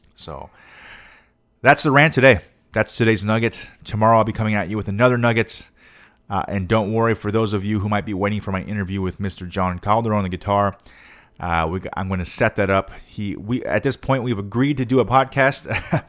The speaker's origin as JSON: {"language": "English", "country": "United States", "said": "I'm an American"}